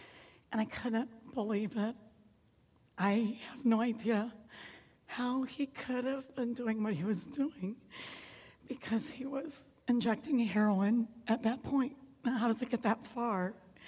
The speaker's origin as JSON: {"language": "English", "town": "St. Louis", "region": "Missouri", "country": "United States", "said": "We're not from here. We're from St. Louis, Missouri area. And when we moved up here, we had just us, but Western New York is so great, so we soon made tons of friends, good friends, family friends."}